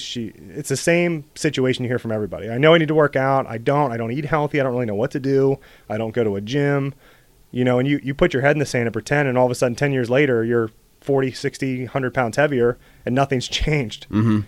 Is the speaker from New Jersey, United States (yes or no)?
no; Bellwood, Pennsylvania, United States; also born or lived in Ohio / California; I grew up in Bellwood